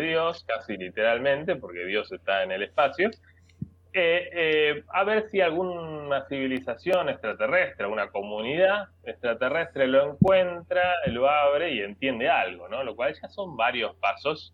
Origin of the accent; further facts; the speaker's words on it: Argentina; soy argentino